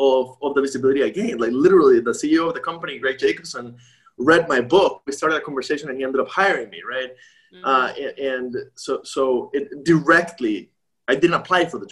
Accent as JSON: {"language": "English", "country": "Costa Rica", "also_born_or_lived": "Midwest", "moved": "yes", "said": "I'm from Costa Rica."}